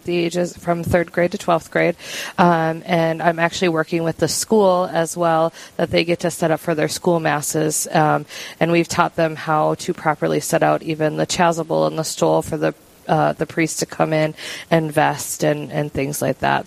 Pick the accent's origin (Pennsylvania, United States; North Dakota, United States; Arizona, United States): North Dakota, United States; Mandan; I have been born and raised in in Mandan.